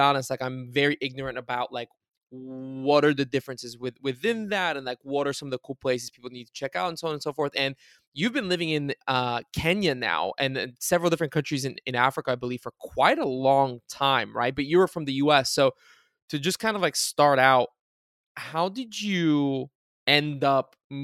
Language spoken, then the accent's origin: English; Bulgaria; moved away; also born or lived in United States; when I was growing up in Bulgaria, it was like right when Bulgaria entered the European Union